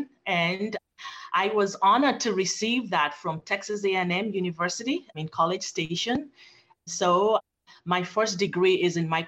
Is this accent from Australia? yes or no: no; Nigeria; moved away as an adult; also born or lived in Phoenix, Arizona; now in United States; I was born in Phoenix, Arizona, by Nigerian parents, and I grew up in Nigeria, Africa, with my paternal grandparents